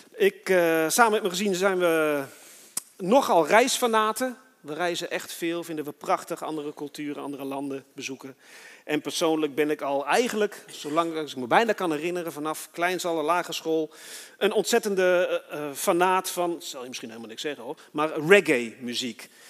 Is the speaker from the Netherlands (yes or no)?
yes; Netherlands; also born or lived in Switzerland; toen ik in Nederland kwam, ben ik met Marokkanen opgegroeid